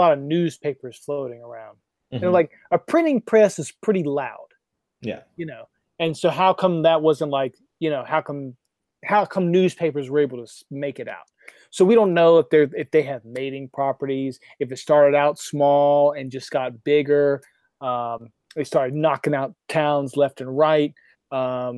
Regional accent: North Carolina, United States; I'm from North Carolina.

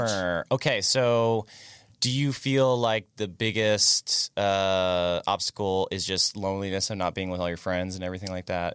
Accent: near Daytona, Florida, United States; I grew up in, like, near Daytona

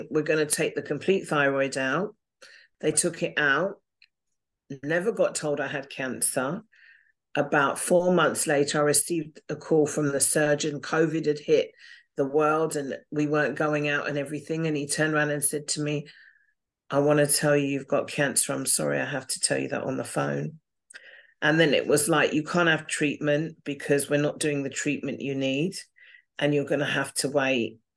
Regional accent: England, United Kingdom; also born or lived in Singapore / United States; Okay, I was born in Singapore. I lived out there for five years. I was born to parents in the Air Force. Then we came back to England um, spent some time living in America and Atlanta and New York.

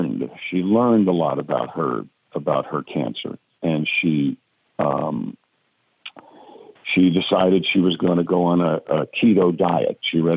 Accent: Mount Kisco, New York, United States; I live in the South. They call me a recovering Yankee, but I'm from Mount Kisco, New York.

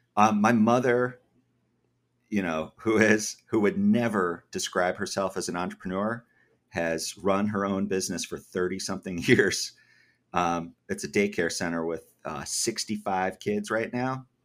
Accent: Massachusetts, United States; moved away as an adult; also born or lived in Georgia; I grew up in Massachusetts

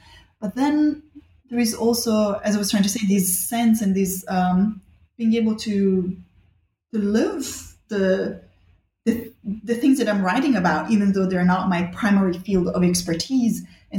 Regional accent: Rome, Lazio, Italy; also born or lived in Bali, Indonesia; I grew up in Rome and in Bali, actually, two places where history is everywhere all the time.

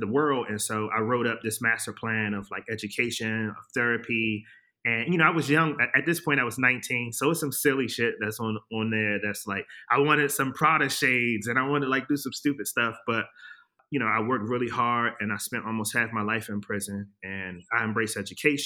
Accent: Washington, District of Columbia, United States; I'm from Washington, D.C. I grew up there during the late 80s, early 90s

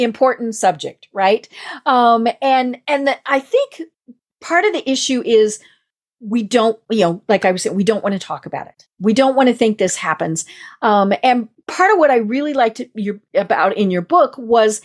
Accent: Midwest, United States; accent: Midwest; my Midwest accent

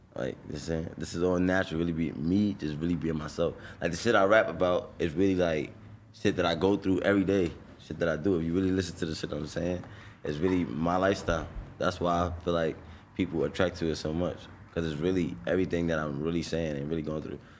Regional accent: New York City, New York, United States; I'm from Brownsville

